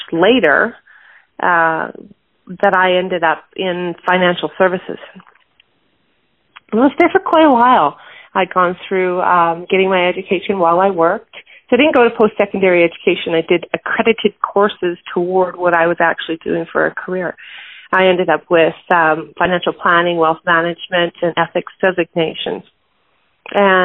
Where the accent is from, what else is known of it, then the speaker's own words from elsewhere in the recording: Calgary, Alberta, Canada; I was born in Calgary, Alberta, Canada, and being Canadian, living in an oil-rich city